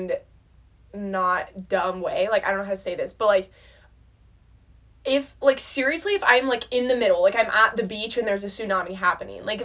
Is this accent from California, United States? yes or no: yes; Southern California, United States; we grew up in Southern California. Like, we don't have snow or ice here